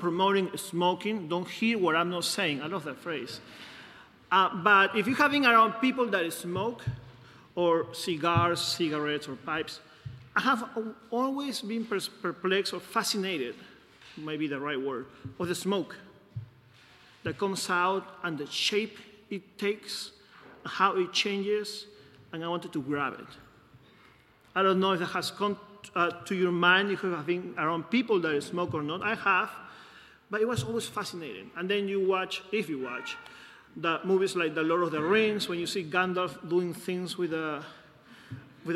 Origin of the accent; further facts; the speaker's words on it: Peru; moved away; I'm from Peru.